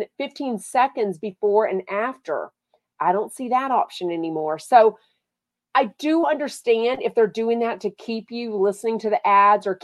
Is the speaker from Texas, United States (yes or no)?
yes; Texas, United States; I'm from Texas